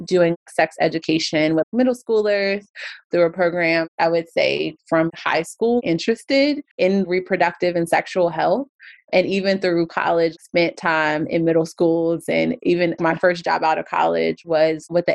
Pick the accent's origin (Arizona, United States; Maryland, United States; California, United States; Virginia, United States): Virginia, United States; Alexandria; I grew up in Alexandria